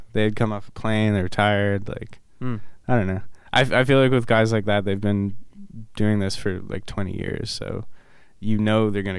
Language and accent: English; Ottawa, Ontario, Canada; I'm actually from Ottawa